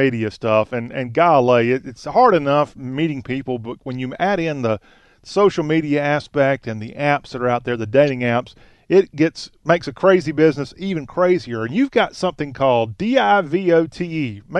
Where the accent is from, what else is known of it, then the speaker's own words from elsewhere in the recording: South Carolina, United States; Well, I'm from South Carolina.